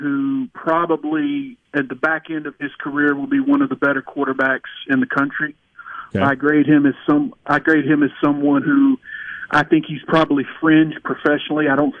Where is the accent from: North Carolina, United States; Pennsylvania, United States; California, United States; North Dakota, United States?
North Carolina, United States; Durham; I grew up in Durham. I live in Durham now. I grew up a Duke fan.